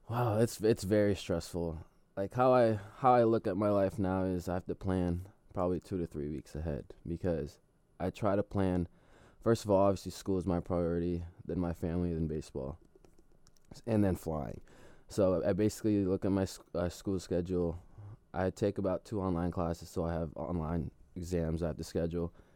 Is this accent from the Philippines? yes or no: yes; Philippines; now in United States; the Philippines, my hometown.